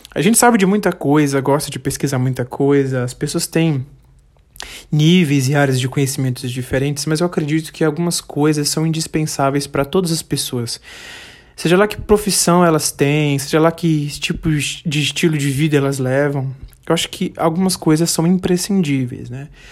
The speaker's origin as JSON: {"language": "Portuguese", "region": "Bahia", "country": "Brazil", "said": "eu sou é, baiano, mas não sou só baiano. Eu moro no sul da Bahia"}